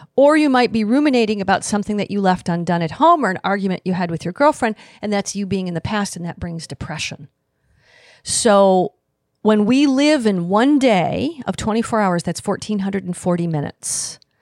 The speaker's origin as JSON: {"language": "English", "region": "Midwest", "country": "United States", "tie": "born or raised there", "also_born_or_lived": "Grand Rapids, Michigan", "said": "I grew up in the Midwest"}